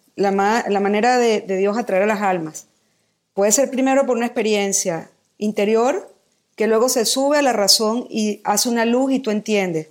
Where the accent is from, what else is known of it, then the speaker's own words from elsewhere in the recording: Caracas, Capital District, Venezuela; moved away as an adult; also born or lived in Philippines; now in Mexico; Yo nací en Caracas, Venezuela, cumplo este año 50